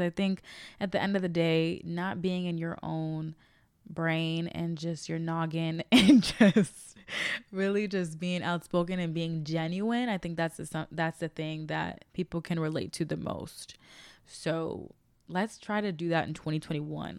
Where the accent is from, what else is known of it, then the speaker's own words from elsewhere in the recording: Chicago, Illinois, United States; now in Los Angeles, United States; I'm from Chicago, Illinois. I am currently based in Los Angeles, California.